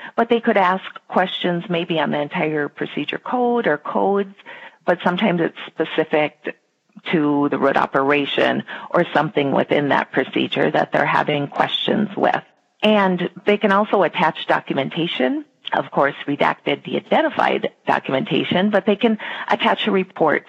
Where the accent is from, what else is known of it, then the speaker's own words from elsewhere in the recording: Minnesota, United States; I live in Minnesota with my husband and two boys, and I have lived here my entire life